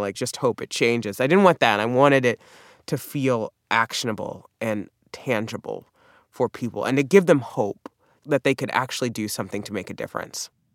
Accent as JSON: {"language": "English", "region": "the South", "country": "United States", "accent": "southern", "said": "I'm from the South, so I have what we call a pen, pin substitution."}